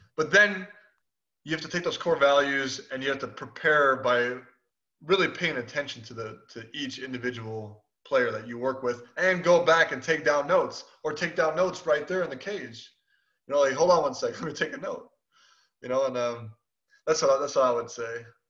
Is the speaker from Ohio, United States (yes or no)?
no; Chicago, Illinois, United States; I'm from Chicago